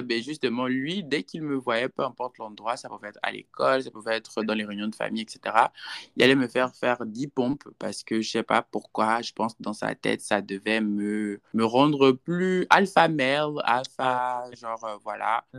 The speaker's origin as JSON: {"language": "French", "country": "Gabon", "moved": "as an adult", "lives_now": "Houston, United States", "said": "je suis Gabonais, mais je réside aux États-Unis, précisément à Houston, Texas, depuis, euh, cinq ans maintenant"}